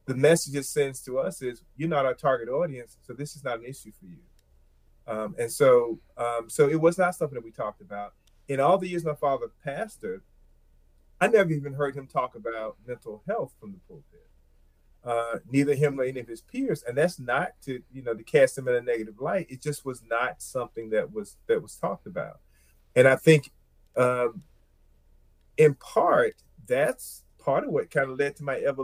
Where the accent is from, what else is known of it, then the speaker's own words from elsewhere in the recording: Plymouth, North Carolina, United States; I grew up in rural North Carolina. The size of my hometown, Plymouth, North Carolina, is probably about 4,000 people